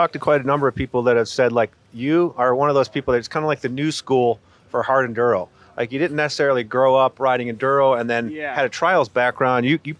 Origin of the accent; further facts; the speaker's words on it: Ohio, United States; I grew up in Ohio